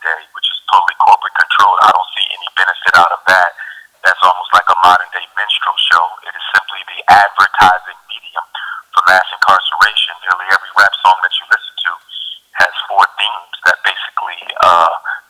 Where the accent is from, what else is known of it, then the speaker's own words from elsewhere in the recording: Philadelphia, Pennsylvania, United States; We grew up poor in North Central Philadelphia